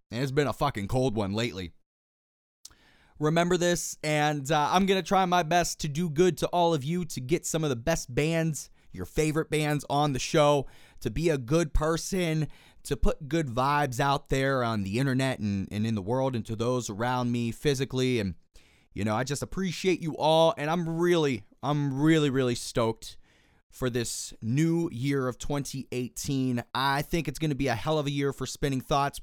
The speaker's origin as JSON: {"language": "English", "town": "Pittsburgh", "region": "Pennsylvania", "country": "United States", "tie": "born or raised there", "said": "born and raised in Pittsburgh, Pennsylvania."}